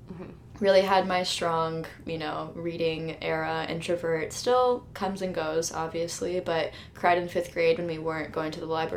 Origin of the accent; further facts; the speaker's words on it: Dallas, Texas, United States; moved away as an adult; also born or lived in Iowa; I'm actually from Dallas, Texas.